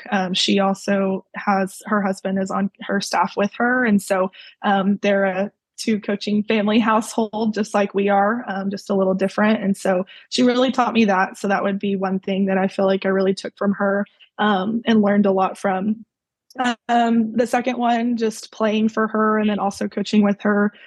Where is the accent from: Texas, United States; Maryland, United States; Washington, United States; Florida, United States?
Texas, United States; Mansfield; I grew up in Mansfield, uh, Mansfield, Texas, and I was there pretty much my whole life.